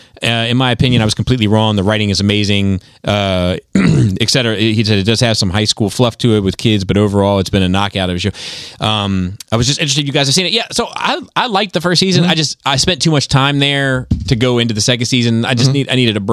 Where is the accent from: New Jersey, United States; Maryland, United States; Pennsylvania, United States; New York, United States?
Maryland, United States; Baltimore; As someone who was born and raised in Baltimore, there's so much to go food and drink-wise around here.